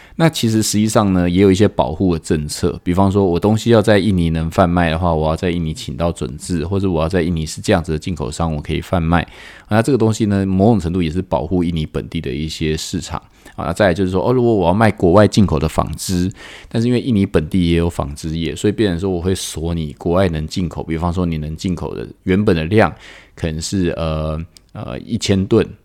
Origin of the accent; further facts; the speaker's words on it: Taiwan; 我们台湾人